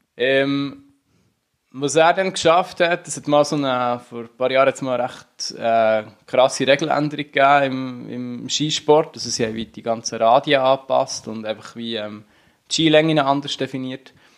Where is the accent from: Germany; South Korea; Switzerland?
Switzerland; Unterseen, Bern; Ich bin Unterseen äh, im Berner Oberland aufgewachsen